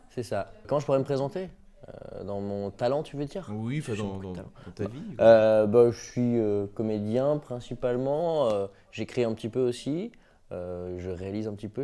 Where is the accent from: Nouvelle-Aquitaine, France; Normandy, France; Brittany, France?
Brittany, France; je suis breton